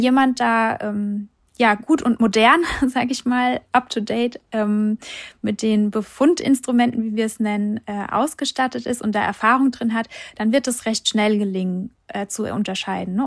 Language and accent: German; Hesse, Germany; Bei uns hier, ich komme aus Hessen